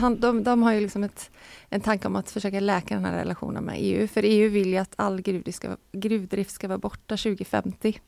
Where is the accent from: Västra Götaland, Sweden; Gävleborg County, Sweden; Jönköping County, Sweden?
Västra Götaland, Sweden; Gothenburg; som göteborgare är man ju van vid dimma